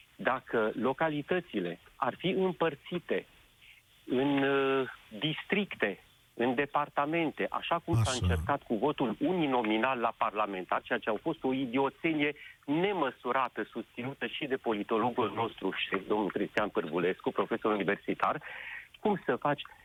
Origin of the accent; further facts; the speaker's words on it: Sibiu, Sibiu County, Romania; Eu sunt din Sibiu